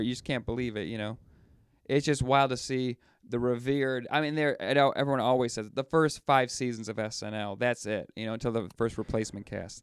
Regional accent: Buffalo, New York, United States; I'm from Buffalo

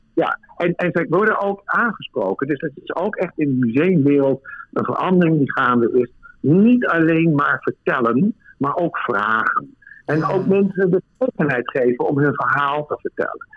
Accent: Netherlands; moved away as an adult; now in Berlin, Germany; als Nederlander

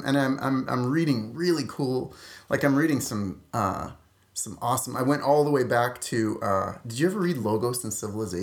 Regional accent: Saskatoon, Saskatchewan, Canada; Saskatoon, Saskatchewan. That's a real place.

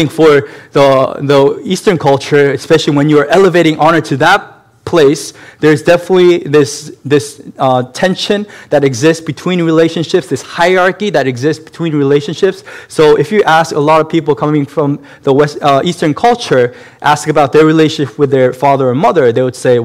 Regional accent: South Korea; moved away; also born or lived in Massachusetts, United States; I was born in Massachusetts, but at the same time, my family moved back to South Korea, and I spent a good number of years in South Korea as a child.

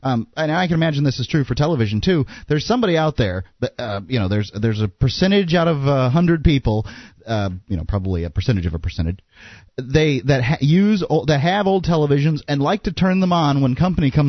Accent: Florida, United States; the two Florida guys

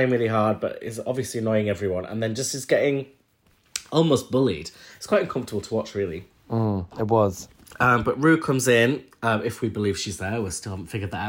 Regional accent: England, United Kingdom; Well, I felt a kinship with this, being from the north of England.

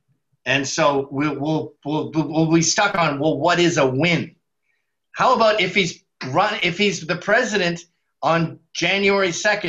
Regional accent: Scotland, United Kingdom; Oh, no. I'm so Scottish. We never forget a dime.

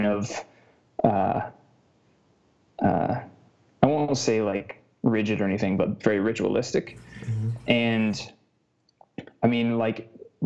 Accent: United States; I'm American

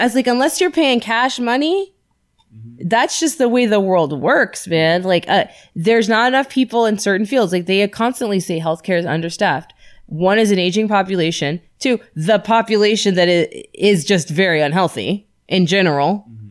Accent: Florida, United States; moved away; I'm from Florida

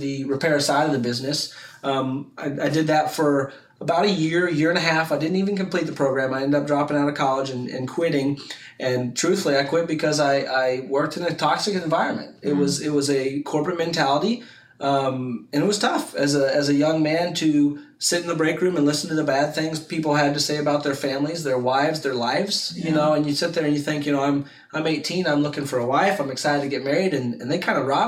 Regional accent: Montgomery City, Missouri, United States; I grew up over outside of a little town called Montgomery City, about an hour and a half away

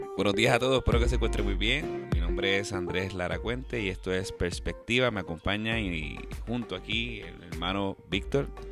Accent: Puerto Rico; yo pienso que es católico porque nací en Puerto Rico

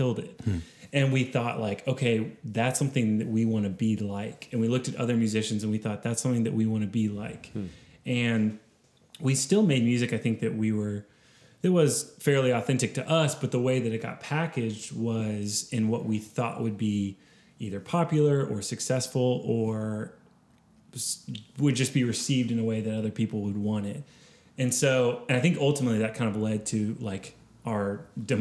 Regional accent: Austin, Texas, United States; I grew up in Austin. I'm a hometown kid

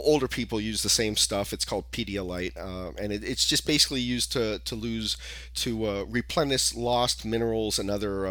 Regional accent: California, United States; I'm from California

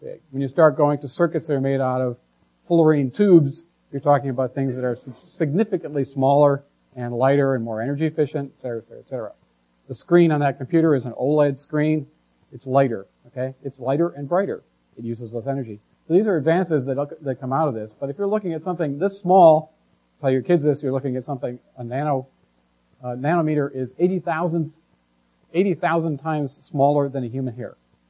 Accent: Michigan, United States; I grew up in Michigan, so I heard a lot about the transportation industry

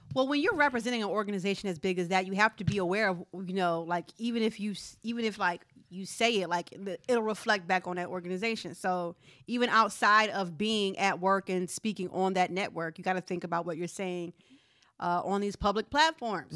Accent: Philadelphia, Pennsylvania, United States; I'm from Philadelphia

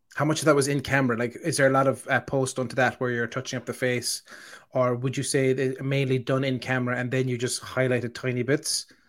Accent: Ireland; I'm the Irish person

